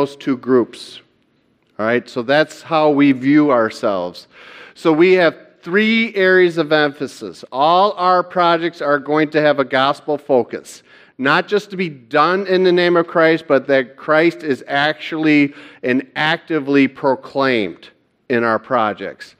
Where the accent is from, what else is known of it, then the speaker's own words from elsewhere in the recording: Hudsonville, Michigan, United States; also born or lived in Kalamazoo, Michigan; I'm from Hudsonville, Michigan, and I'm a member of Cornerstone United Reformed Church there.